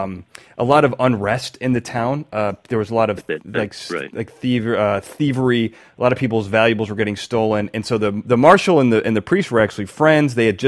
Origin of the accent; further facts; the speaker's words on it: Braidwood, Illinois, United States; because I was from Braidwood, and it was such a small town